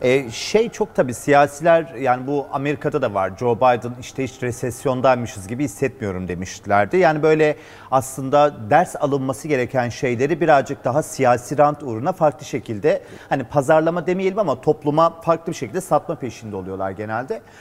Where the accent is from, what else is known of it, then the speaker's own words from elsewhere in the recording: Turkey; biz Türkler olarak